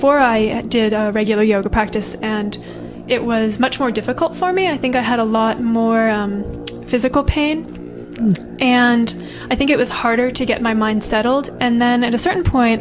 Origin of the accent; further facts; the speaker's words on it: United States; moved away as an adult; I grew up in California, New England